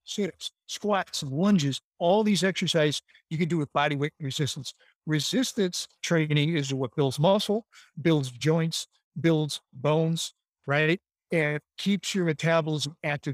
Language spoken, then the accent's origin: English; Chicago, Illinois, United States; I grew up in Chicago